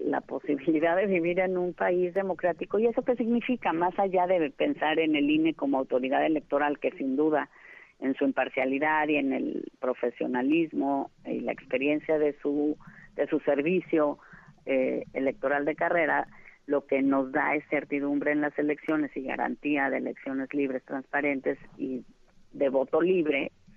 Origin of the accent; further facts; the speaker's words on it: Mexico; lo que soy, una mexicana